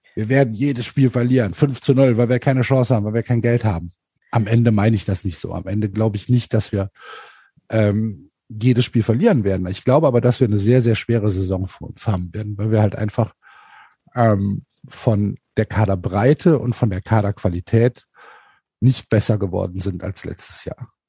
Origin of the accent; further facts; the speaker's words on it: Cologne, North Rhine-Westphalia, Germany; ich komme aus Köln. Ähm, das ist meine Stadt